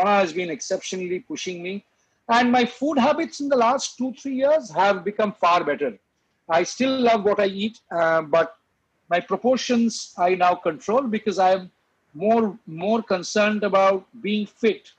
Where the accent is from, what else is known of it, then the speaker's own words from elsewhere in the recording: Kolkata, West Bengal, India; moved away as an adult; also born or lived in England; I'm a Bengali from Calcutta.